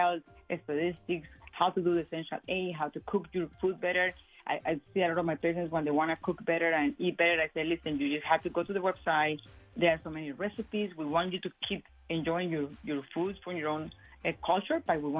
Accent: Colombia; moved away; I am Hispanic, and I am from Colombia

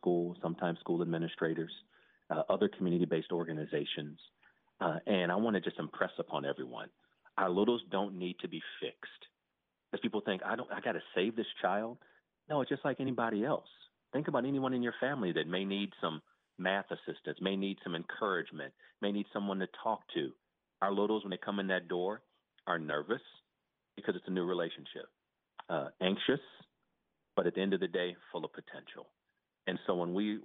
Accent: Toledo, Ohio, United States; also born or lived in Lincoln, Nebraska; now in South Florida, United States; I was born in Lincoln, Nebraska, grew up in Toledo, Ohio.

